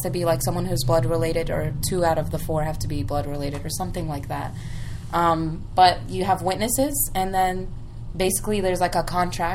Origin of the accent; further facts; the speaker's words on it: United States; My parents are Egyptian, so I grew up here in the U.S.